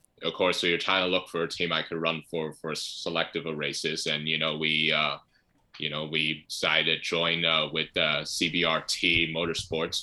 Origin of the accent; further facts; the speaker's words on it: United States; being an American